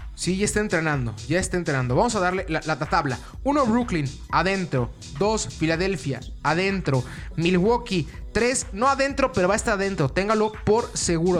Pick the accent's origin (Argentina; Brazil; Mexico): Mexico